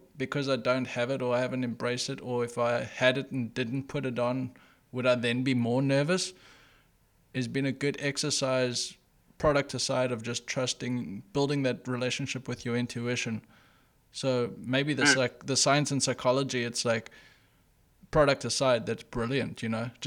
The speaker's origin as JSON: {"language": "English", "country": "South Africa", "tie": "born or raised there", "said": "I grew up in South Africa"}